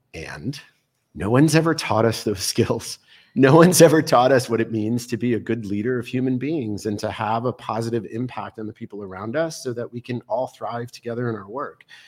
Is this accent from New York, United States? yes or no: yes; New York City, New York, United States; moved away; also born or lived in Boulder, Colorado; I was born in Brooklyn, New York on a crisp March morning